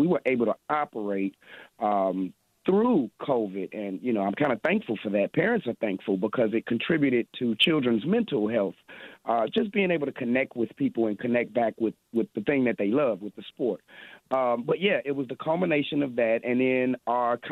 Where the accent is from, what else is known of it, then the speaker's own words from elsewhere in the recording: Chicago, Illinois, United States; I'm from Chicago, right? So we're people of our word